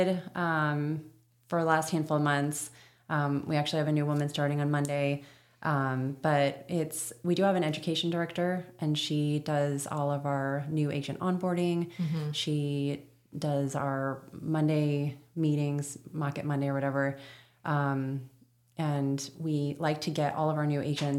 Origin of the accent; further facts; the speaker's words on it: Florida, United States; moved away; that one in Florida, but that's my hometown.